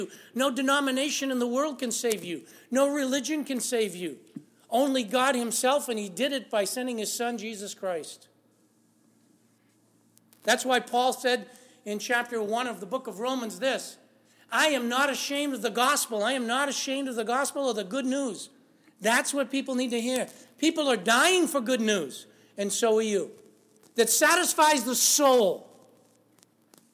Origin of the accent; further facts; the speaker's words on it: Lawrence, Massachusetts, United States; I grew up in Lawrence, Massachusetts